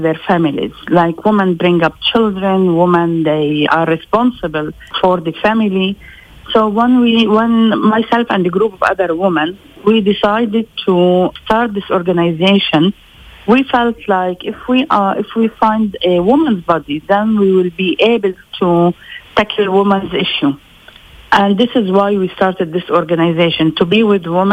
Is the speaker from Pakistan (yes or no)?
no; Lebanon; Even if I was born in Lebanon, I'm still Palestinian. I'm a Palestinian refugee